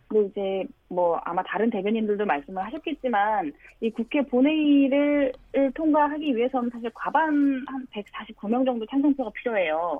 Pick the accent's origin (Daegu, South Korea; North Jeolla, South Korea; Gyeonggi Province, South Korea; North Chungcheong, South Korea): North Chungcheong, South Korea; Cheongju; moved away; 저는 고향이 청주여서요.